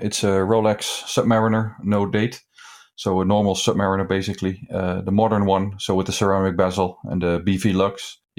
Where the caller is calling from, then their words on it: The Hague, South Holland, Netherlands; I'm calling in from The Hague in the Netherlands.